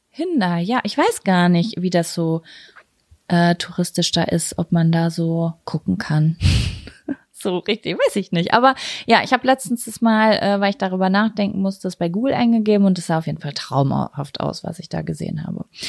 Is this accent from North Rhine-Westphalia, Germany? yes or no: yes; Lübbecke, North Rhine-Westphalia, Germany; bei uns in Lübbecke